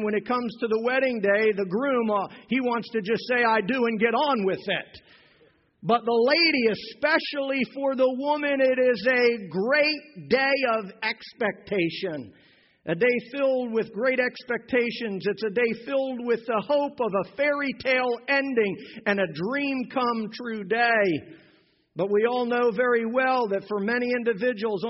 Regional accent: Pennsylvania, United States; moved away; When I was a kid growing up in Pennsylvania

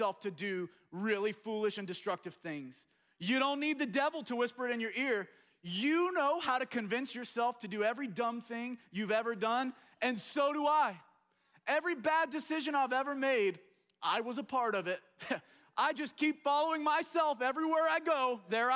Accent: United States; as American

